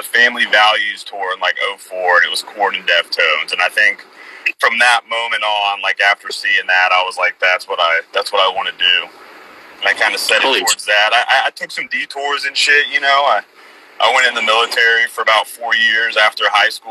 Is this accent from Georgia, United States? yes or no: yes; Atlanta, Georgia, United States; we're from Atlanta ourselves